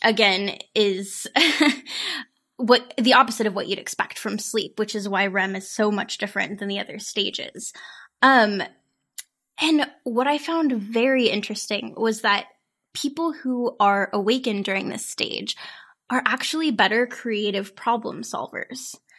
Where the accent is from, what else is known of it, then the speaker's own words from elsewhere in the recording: St. Joseph, Missouri, United States; my hometown of Saint Joseph, Missouri